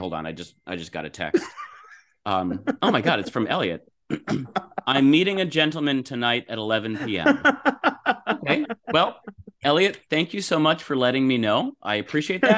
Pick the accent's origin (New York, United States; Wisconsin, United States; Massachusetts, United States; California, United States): California, United States; Los Angeles; my hometown in Los Angeles